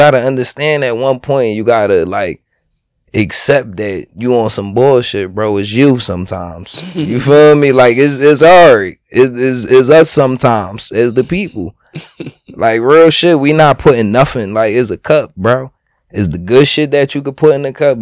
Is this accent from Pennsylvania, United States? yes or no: yes; Philadelphia, Pennsylvania, United States; I'm from Philly